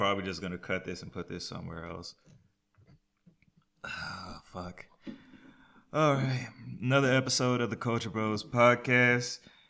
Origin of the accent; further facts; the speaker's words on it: Lovejoy, Georgia, United States; We went to high school with each other, came from Lovejoy, all that good stuff, Clayton County.